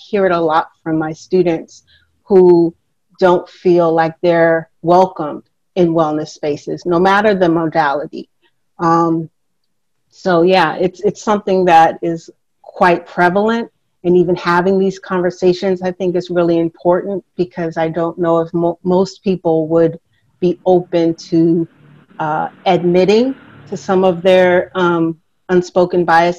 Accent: California, United States; now in New York City, United States; And I'm originally from California, and so I've lived all over.

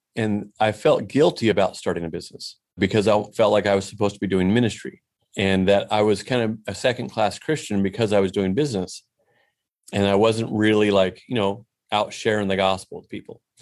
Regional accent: Portland, Oregon, United States; moved away as an adult; also born or lived in Mexico; now in Fort Worth, United States; I'm from Portland, Oregon, and, uh, not now. We're in Fort Worth, Texas now.

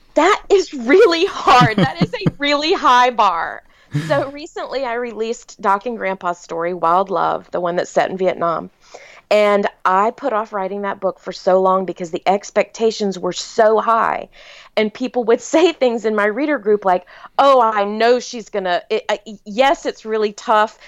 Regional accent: South Carolina, United States; I was born and raised in South Carolina

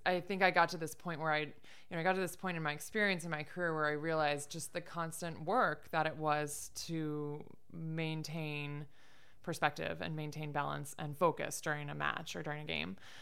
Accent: Michigan, United States; moved away as an adult; now in upstate New York, United States; I grew up in Michigan, of all places

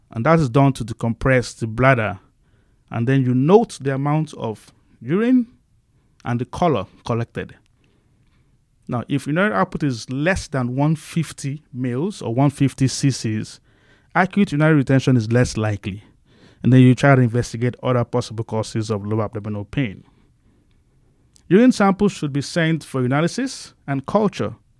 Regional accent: Nigeria; moved away as an adult; now in Bakersfield, United States; I grew up in a humble family back in Nigeria

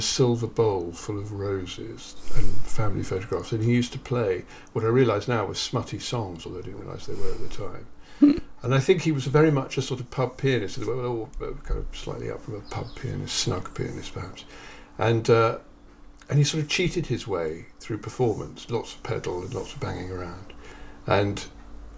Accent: Kettering, East Midlands, United Kingdom; I grew up in Kettering

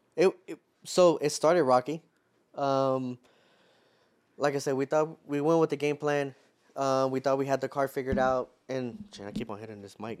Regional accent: Houston, Texas, United States; being from Houston

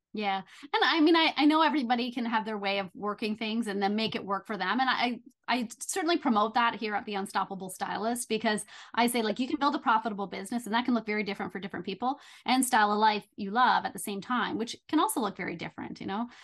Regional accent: Belleville, Ontario, Canada; moved away as an adult; also born or lived in Toronto; I moved back to my hometown of Belleville

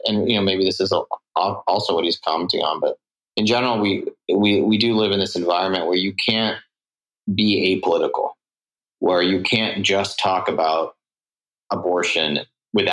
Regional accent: Singapore; also born or lived in San Francisco / Provo; now in Burbank, United States; I grew up in Singapore, which is like a super left place, in my opinion.

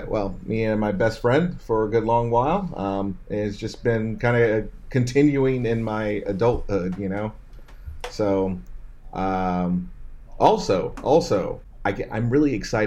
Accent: Chicago, Illinois, United States; I am from the Windy City.

